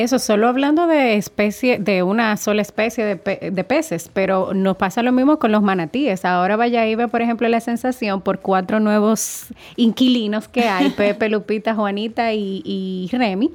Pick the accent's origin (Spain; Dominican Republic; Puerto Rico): Dominican Republic; nosotros somos una isla del Caribe que tiene la bendición de tener un, un espacio de mar Caribe y un espacio de océano Atlántico